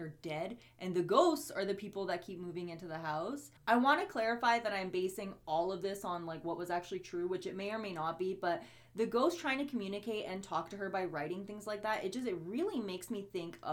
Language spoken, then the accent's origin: English; Bosnia & Herzegovina; now in Edmonton, Canada